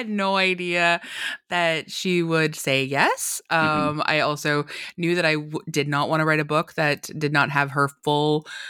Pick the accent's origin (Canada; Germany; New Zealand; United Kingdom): Canada; Well, I think, you know, like a lot, I'm Canadian, and so I think like a lot of Canadians